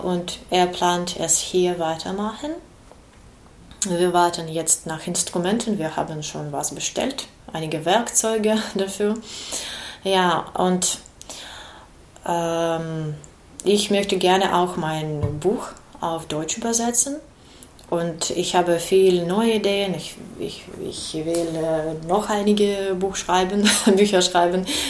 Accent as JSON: {"language": "German", "region": "Kyiv", "country": "Ukraine", "second_language": "German", "moved": "as an adult", "lives_now": "Marburg, Germany", "said": "wir sind aus Kiew"}